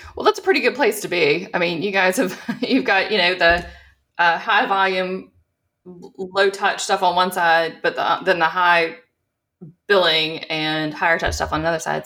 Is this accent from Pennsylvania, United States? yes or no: no; South Louisiana, United States; also born or lived in Colorado; growing up in South Louisiana